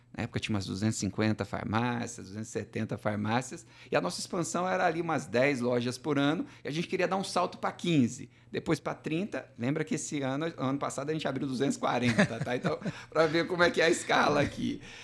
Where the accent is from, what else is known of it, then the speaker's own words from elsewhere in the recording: southern Minas Gerais, Brazil; moved away; sou mineiro do sul de Minas